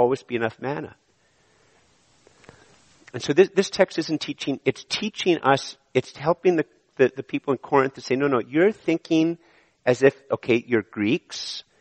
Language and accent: English; Canada; I was born in Canada